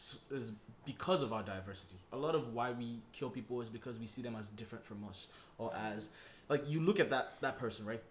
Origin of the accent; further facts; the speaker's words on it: Nigeria; you and I are Nigerian